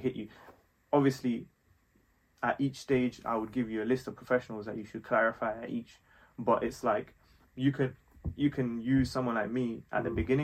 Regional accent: London, United Kingdom; also born or lived in Nepal; grew up in West London

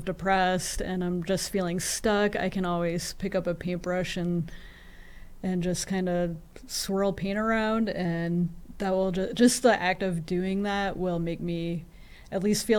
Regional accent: Chesterfield, New Hampshire, United States; moved away as an adult; also born or lived in Chicago; I grew up in Chesterfield, New Hampshire

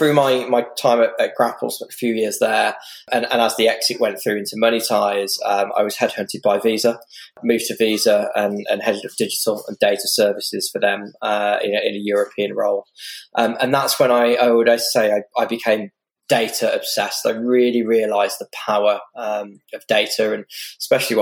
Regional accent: Stourbridge, West Midlands, United Kingdom; I grew up in the West Midlands in a working class town called Stourbridge

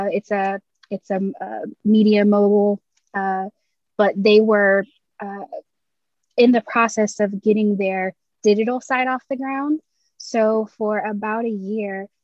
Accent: England, United Kingdom; moved away as an adult; also born or lived in Florida, United States; I was born and raised in England by American parents.

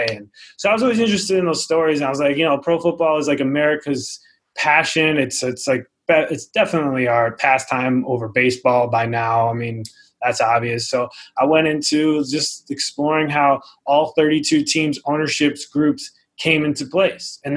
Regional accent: Rhode Island, United States; born there; I was born in Rhode Island, so I'm like a New England guy, and that's pro football territory for sure.

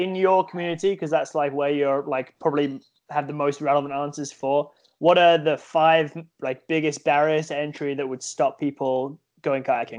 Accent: London, United Kingdom; also born or lived in Ottawa River; now in Canada; so for me, I would say the Ottawa River is my home community, even though I'm from London, England. But I would say I live here now and like this is home.

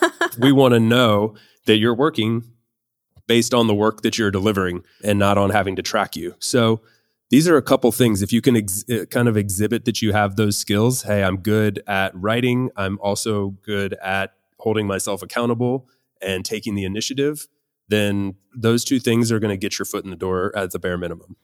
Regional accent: United States; moved away as an adult; now in Spain; I am an American currently living in Spain

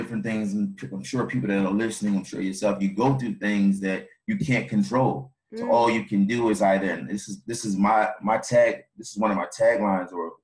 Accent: Philadelphia, Pennsylvania, United States; I'm from Philadelphia, born and raised in South Philadelphia.

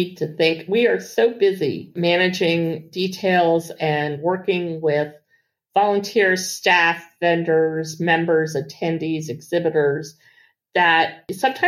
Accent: Washington, District of Columbia, United States; I grew up here in Washington, D.C.

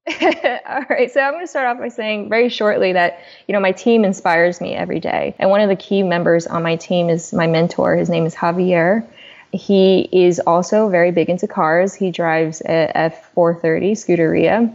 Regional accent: China; moved away; I'm an immigrant from China.

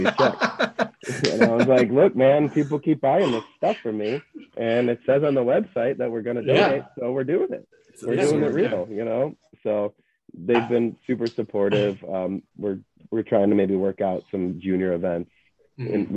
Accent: Cleveland, Ohio, United States; one of the guys I played with knew my sister growing up in Cleveland

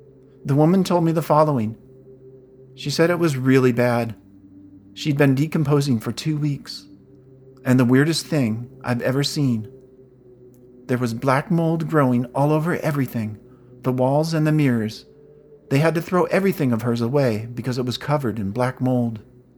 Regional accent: California, United States; I'm from California, and I'm a writer.

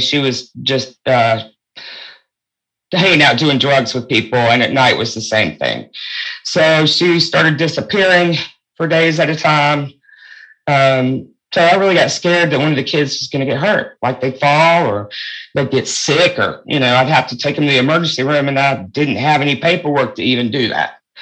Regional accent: North Carolina, United States; also born or lived in New York State / Fayetteville, North Carolina; we moved to North Carolina from New York State when I was about seven or eight years old.

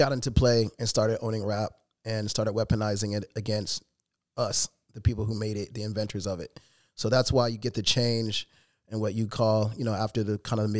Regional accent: Chicago, Illinois, United States; I was born and raised in Chicago

